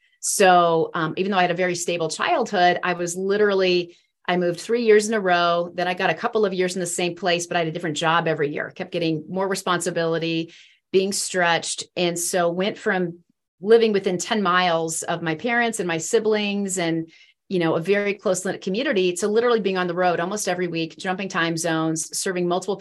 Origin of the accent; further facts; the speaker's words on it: East Central Illinois, United States; moved away; also born or lived in Norfolk, Virginia; I grew up in East Central Illinois. I was actually born in Norfolk, Virginia.